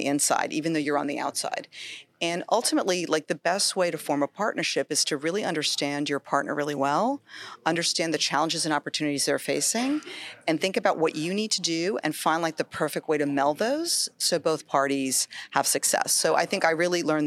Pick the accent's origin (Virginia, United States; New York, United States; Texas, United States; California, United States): New York, United States; I grew up in New York, so like a lot of New York kids